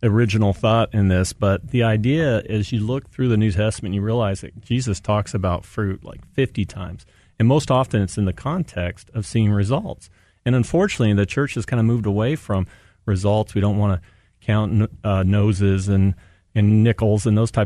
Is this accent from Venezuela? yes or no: no; San Diego, California, United States; moved away; I'm originally from San Diego